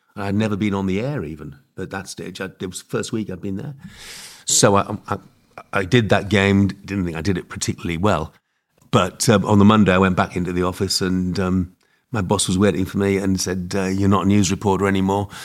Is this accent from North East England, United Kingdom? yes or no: yes; Hartlepool, North East England, United Kingdom; it's my hometown, and I'm old enough